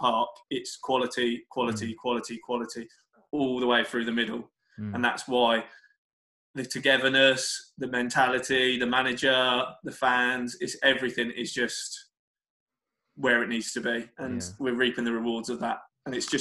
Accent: Dover, South East England, United Kingdom; growing up in Dover, nothing to do, like a lot of small towns around the country

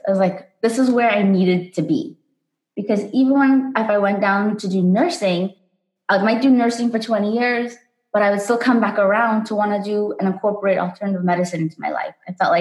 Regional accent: South Africa; I grew up in South Africa

